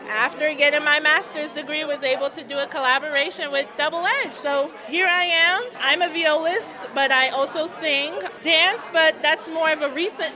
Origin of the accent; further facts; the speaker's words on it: Hyattsville, Maryland, United States; also born or lived in Nigeria; I'm originally from Nigeria. I came to the United States when I was really young. I grew up in the Maryland, D.C. area.